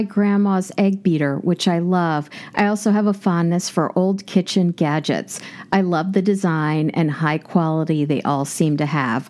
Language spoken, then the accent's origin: English; Kansas, United States; moved away; in my apartment, I have everything that I grew up with in Kansas